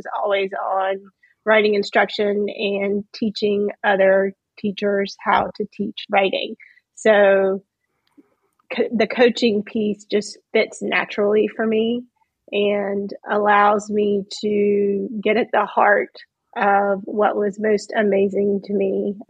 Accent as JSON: {"language": "English", "town": "Charlotte", "region": "North Carolina", "country": "United States", "said": "I'm from Charlotte, North Carolina."}